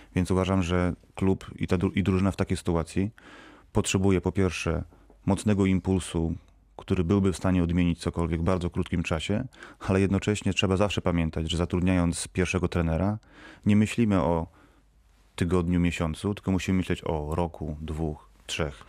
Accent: Wrocław, Lower Silesian Voivodeship, Poland; Jestem wrocławianinem

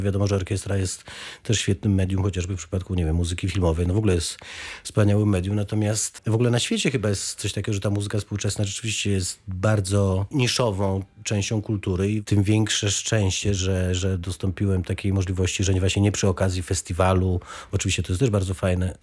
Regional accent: Wrocław, Lower Silesian Voivodeship, Poland; moved away; also born or lived in Oława; Ja jestem w- właśnie rodowitym Oławianinem, a właściwie wrocławianinem. Teraz, jak już nie mieszkam we Wrocławiu

